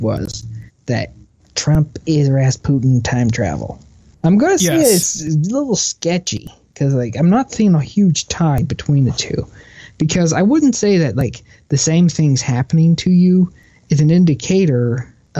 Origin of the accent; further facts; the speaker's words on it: Texas, United States; I'm from Texas